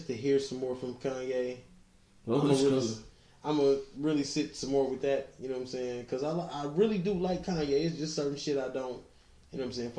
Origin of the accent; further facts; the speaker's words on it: Highland Park, Michigan, United States; I grew up in Highland Park, in the D